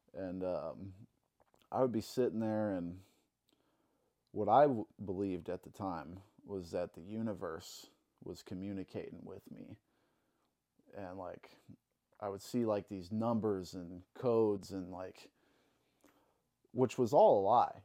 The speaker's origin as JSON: {"language": "English", "town": "Alton", "region": "Illinois", "country": "United States", "tie": "born or raised there", "also_born_or_lived": "Saint Charles", "said": "I grew up in Alton, Illinois. Uh, been living in Alton all my life, pretty much"}